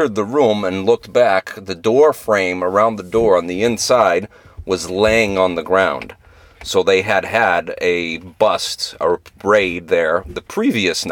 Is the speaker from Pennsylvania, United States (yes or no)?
no; Central Massachusetts, United States; growing up in Central Mass. We grew up going to lakes